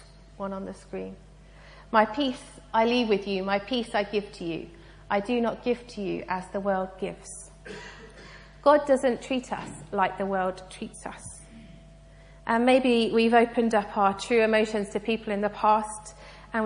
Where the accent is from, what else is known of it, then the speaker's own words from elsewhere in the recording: United Kingdom; I'm British and polite